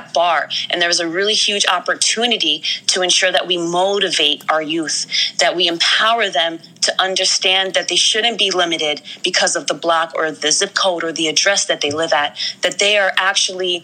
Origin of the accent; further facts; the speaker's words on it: Stamford, Connecticut, United States; I grew up primarily in Stamford, Connecticut, right here on the East Coast